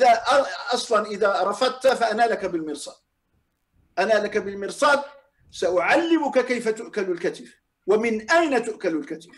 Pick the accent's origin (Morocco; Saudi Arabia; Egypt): Morocco; عندنا في المغرب